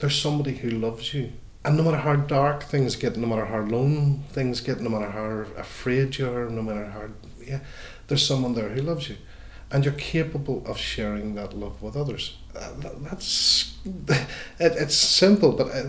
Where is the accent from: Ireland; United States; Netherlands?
Ireland; as Irish Catholics